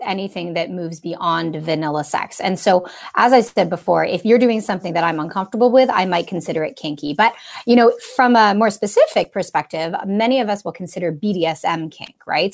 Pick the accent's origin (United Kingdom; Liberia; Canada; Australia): Canada; accent: Canadian; also born or lived in Toronto; I'm a Canadian.